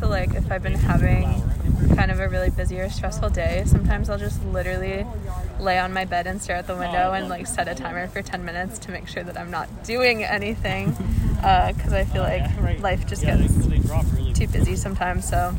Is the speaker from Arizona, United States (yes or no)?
no; Boston, Massachusetts, United States; I use she, her, hers. I'm a senior at Bowdoin, and I'm from Boston, Massachusetts.